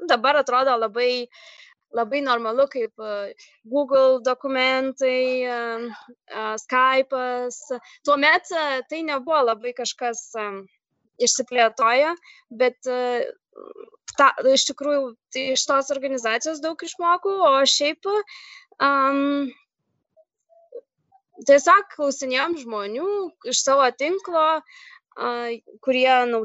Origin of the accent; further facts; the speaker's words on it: Lithuania; moved away as an adult; now in Sweden; aš iš Lietuvos